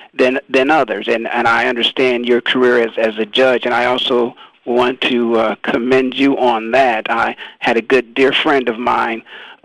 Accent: Canton, Ohio, United States; as a kid, I grew up in Canton, Ohio.

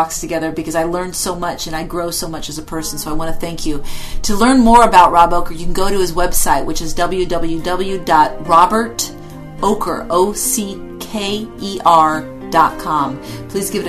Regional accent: California, United States; moved away; I grew up in California where there were two seasons, basically

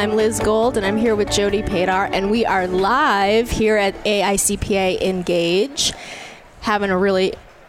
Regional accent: Portland, Oregon, United States; I'm from Portland.

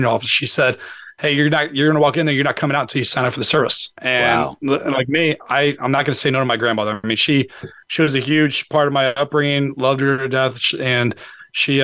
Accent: St. Louis, Missouri, United States; now in Northern Virginia, United States; I'm originally from St. Louis, Missouri, and grew up in a single family home with my mom and four sisters

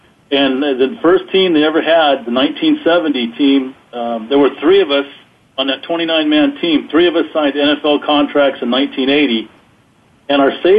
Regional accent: Stockton, California, United States; I grew up in Stockton, which was only a couple hours from San Francisco, and I went back to my folks' house for a few days

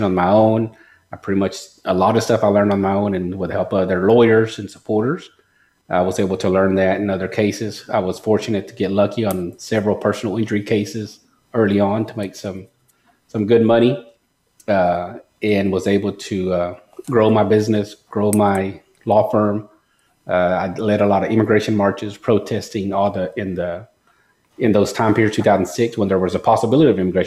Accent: Longview, Texas, United States; also born or lived in Mexico; I'm an immigrant from Mexico. I came here when I was 5. Undocumented, swam across the river, just like a lot of immigrant stories, and grew up here in Longview in a very poor family

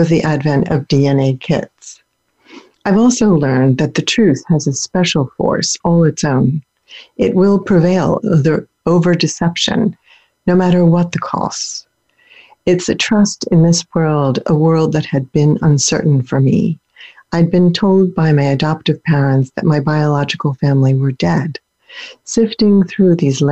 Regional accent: Pennsylvania, United States; born or raised there; also born or lived in Germany

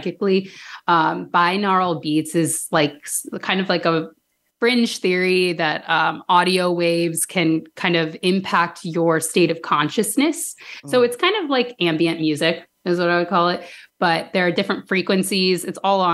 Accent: Danville, Illinois, United States; I grew up in Danville, Illinois

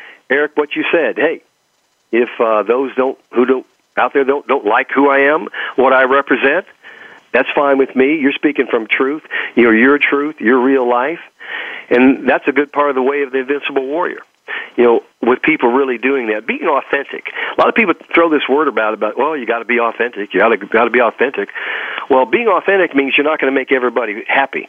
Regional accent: Texas, United States; accent: Texas; my Texas accent

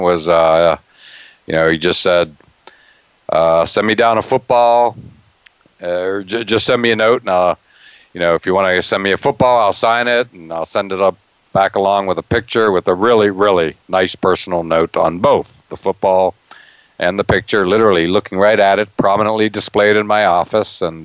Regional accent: Altoona, Pennsylvania, United States; growing up in Altoona, Pennsylvania

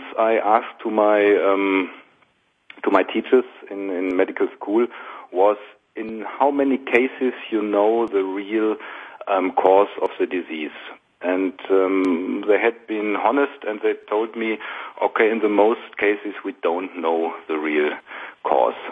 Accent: Essen, North Rhine-Westphalia, Germany; I went to university in my hometown in the Ruhr Valley in Essen

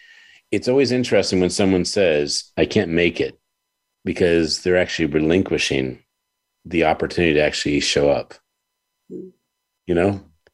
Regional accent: Washington, District of Columbia, United States; moved away; So how exciting it is to be … in Washington, D.C. and being back in my hometown

